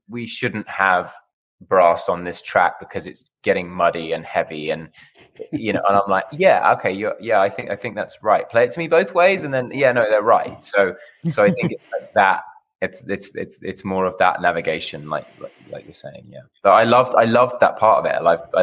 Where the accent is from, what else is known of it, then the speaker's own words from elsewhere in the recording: United Kingdom; now in Los Angeles, United States; I'm a Brit